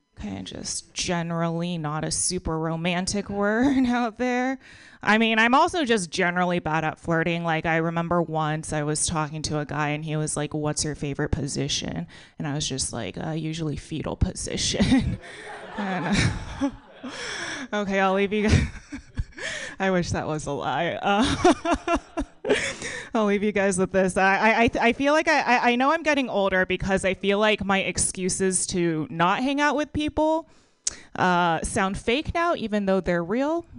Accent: Texas, United States; I grew up in Texas.

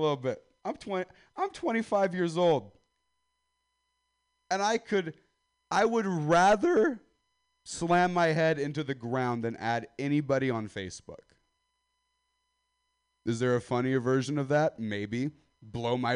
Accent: Central Valley, California, United States; now in San Francisco, United States; So, I come from the Central Valley, California, Stockton, Modesto

